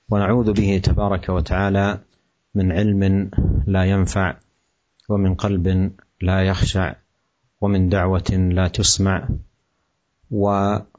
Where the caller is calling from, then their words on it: Ambarawa, Central Java, Indonesia; Dari Ambarawa, Jawa Tengah Ustaz.